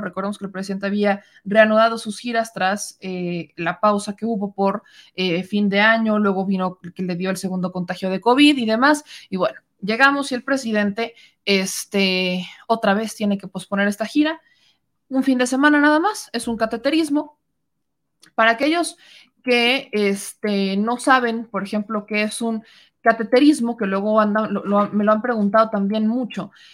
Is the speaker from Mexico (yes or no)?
yes; Mexico; como mexicanos